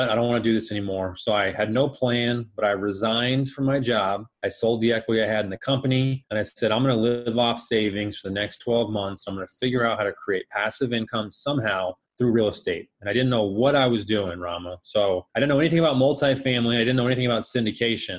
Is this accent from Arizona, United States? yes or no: yes; Phoenix, Arizona, United States; also born or lived in Colorado / Scottsdale, Arizona; I was born and raised here in Phoenix